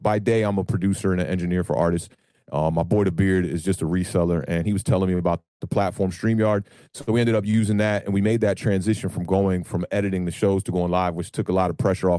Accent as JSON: {"language": "English", "town": "Silver Spring", "region": "Maryland", "country": "United States", "tie": "born or raised there", "said": "I am a Giants fan who has lived in the DMV area my whole entire life. I was born in Silver Spring, Maryland"}